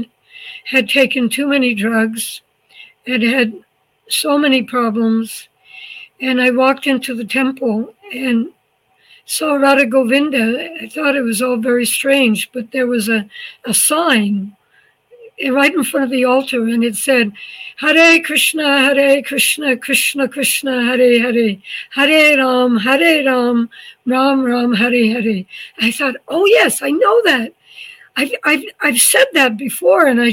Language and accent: English; small town outside of Montreal, Quebec, Canada; moved away as an adult; also born or lived in New York / Boston / New Vrindavan, West Virginia; now in Mayapur, India; I'm from a small town outside of Montreal